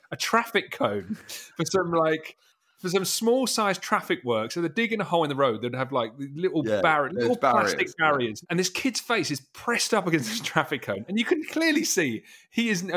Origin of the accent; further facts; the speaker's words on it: Essex, East of England, United Kingdom; I'm from Essex